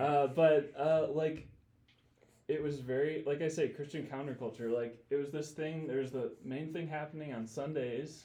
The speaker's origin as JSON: {"language": "English", "town": "Grand Rapids", "region": "Michigan", "country": "United States", "tie": "born or raised there", "moved": "as an adult", "said": "I grew up in Grand Rapids, Michigan"}